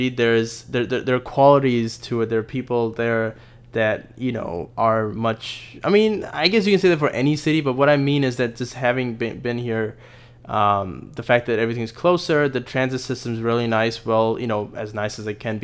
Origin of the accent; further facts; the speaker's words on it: Chicago, Illinois, United States; We're from Chicago. We've been to Chicago. We have grown up around the big city, the big windy city.